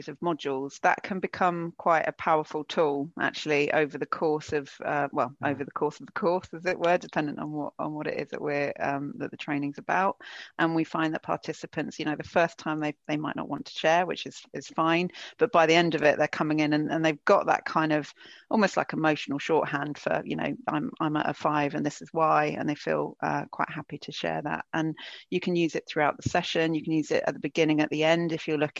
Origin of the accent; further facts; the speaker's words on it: United Kingdom; I'm British